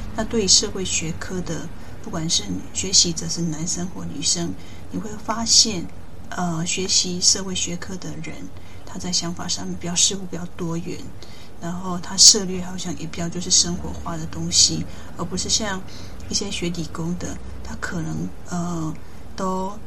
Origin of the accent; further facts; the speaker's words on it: countryside in southern Taiwan, Taiwan; moved away as an adult; also born or lived in United Kingdom; 我自己小时候，在乡下长大，呃，爸爸妈妈把握过过多的好，我也没有太多机会去外面，世界。慢慢上的高中，呃，我自己界终于变得比较，哦，跨县市去读一个高中，所以我的，诶，视野也比较，呃，更辽阔。大学之后，在由南部上到北部